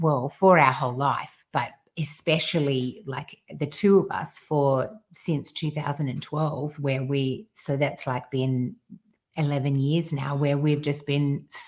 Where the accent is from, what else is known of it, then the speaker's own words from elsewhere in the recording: Australia; because we're Australian